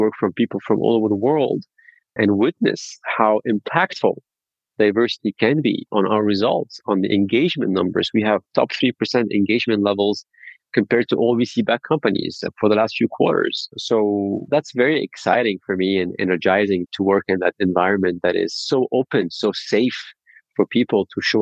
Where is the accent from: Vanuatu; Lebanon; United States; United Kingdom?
Lebanon; moved away; I'm originally from Lebanon